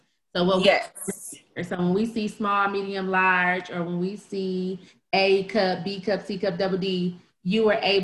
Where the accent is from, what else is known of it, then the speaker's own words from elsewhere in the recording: Flint, Michigan, United States; we're from Flint, you know, we're both Flint natives